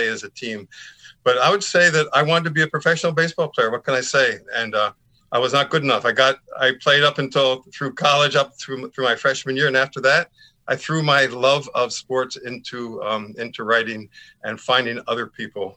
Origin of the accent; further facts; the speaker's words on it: West Chester, Pennsylvania, United States; I grew up in outside of Philadelphia in a little town called Westchester, Pennsylvania